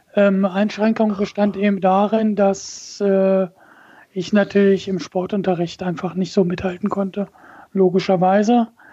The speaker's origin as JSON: {"language": "German", "town": "Braunschweig", "region": "Lower Saxony", "country": "Germany", "tie": "born or raised there", "moved": "as an adult", "lives_now": "Wolfenbüttel, Germany", "said": "bin gebürtiger Braunschweiger"}